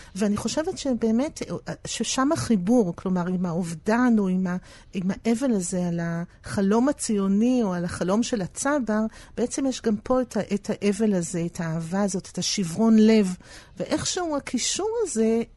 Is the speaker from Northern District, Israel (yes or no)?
no; Tel Aviv, Tel Aviv District, Israel; גרנו בדיזנגוף, אה, הם גרו בדיזנגוף, אחרי זה גם mm. אני נולדתי וגדלתי שם